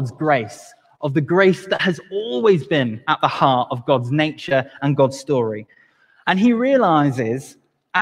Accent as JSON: {"language": "English", "region": "Wales", "country": "United Kingdom", "said": "even as a Welshman"}